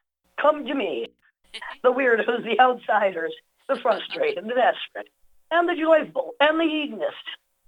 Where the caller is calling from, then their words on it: Brooklyn, New York, United States; I'm in Brooklyn.